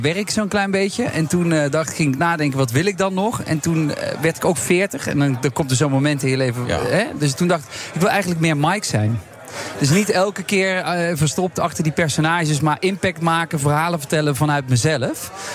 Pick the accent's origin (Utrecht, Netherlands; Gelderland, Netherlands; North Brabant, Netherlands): North Brabant, Netherlands; Overloon; also born or lived in Amsterdam; now in Eindhoven, Netherlands; In Overloon. Dat is eh, waar het Oorlogsmuseum eh, ligt